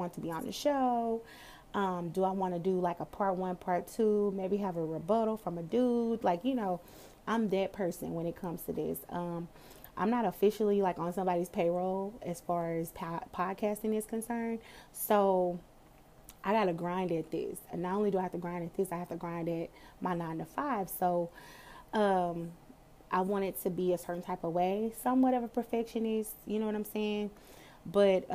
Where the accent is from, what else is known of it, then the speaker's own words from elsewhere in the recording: Dallas, Texas, United States; I'm from Dallas. I'm from Texas